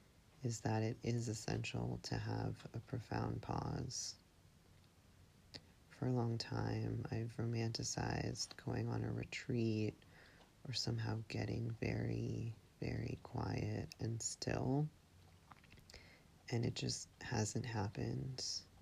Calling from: Marshfield, Massachusetts, United States; I'm calling from Marshfield, Massachusetts.

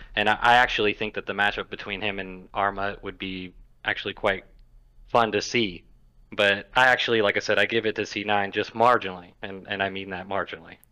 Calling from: Mobile, Alabama, United States; I'm calling from Mobile, Alabama

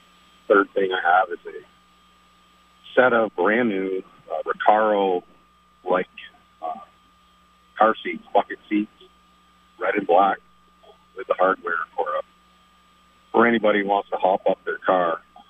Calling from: Fletcher, Vermont, United States; I'm calling from Fletcher.

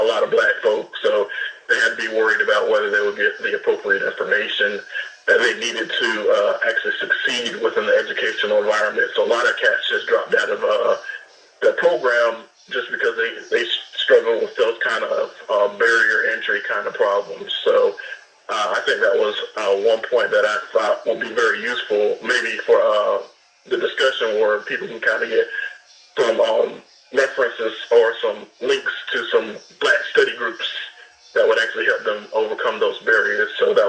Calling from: Decatur, Georgia, United States; Hey, Jason. … out of Decatur.

